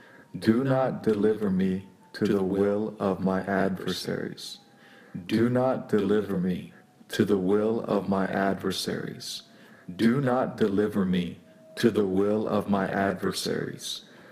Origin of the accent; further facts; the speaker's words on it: San Francisco, California, United States; San Francisco, California.